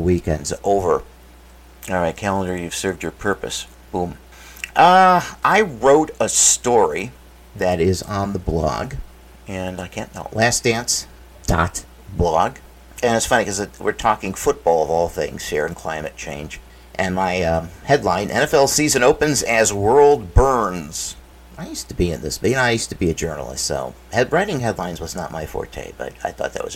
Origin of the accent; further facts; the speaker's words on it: United States; I can speak for Americans.